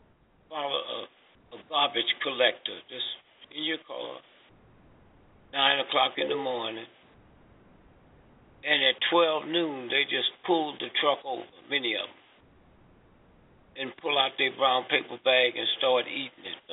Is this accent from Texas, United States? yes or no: no; St. Louis, Missouri, United States; I was born and raised in St. Louis.